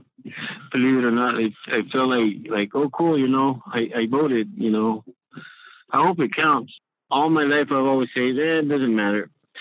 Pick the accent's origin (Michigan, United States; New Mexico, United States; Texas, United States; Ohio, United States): Texas, United States; Alamo; I'm 51 years old, and I'm from Alamo, Texas.